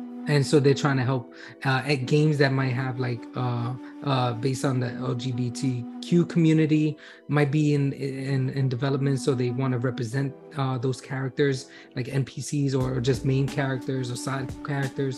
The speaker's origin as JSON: {"language": "English", "region": "New York", "country": "United States", "said": "as a New Yorker"}